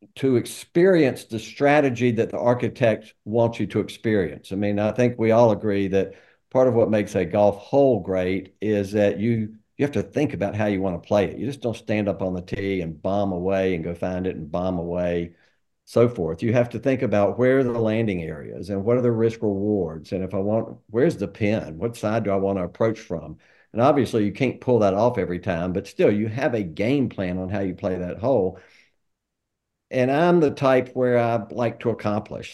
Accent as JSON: {"language": "English", "town": "Greensboro", "region": "North Carolina", "country": "United States", "tie": "born or raised there", "also_born_or_lived": "Atlanta", "moved": "as an adult", "said": "I grew up in Greensboro."}